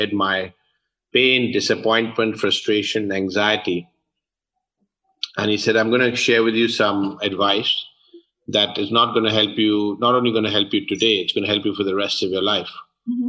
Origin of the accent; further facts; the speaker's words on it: London, United Kingdom; moved away; I was born and brought up in London, UK.